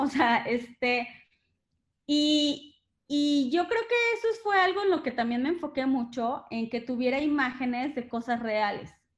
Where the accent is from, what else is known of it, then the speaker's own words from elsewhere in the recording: Mexico; yo soy mexicana